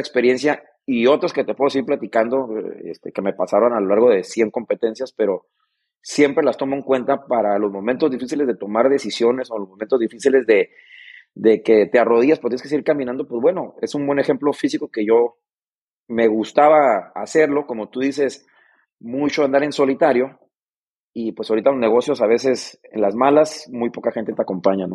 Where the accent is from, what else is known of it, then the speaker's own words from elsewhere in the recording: Mexicali, Baja California, Mexico; vengo de Mexicali